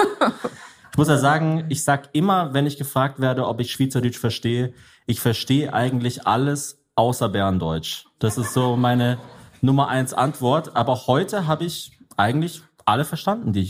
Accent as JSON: {"language": "German", "country": "Germany", "said": "ich bin Deutscher"}